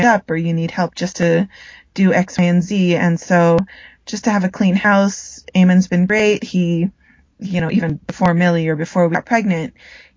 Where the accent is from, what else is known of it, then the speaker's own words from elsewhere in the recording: United States; now in Colombia; growing up in the States. You know, I'm very American, but I'm also very Filipino as well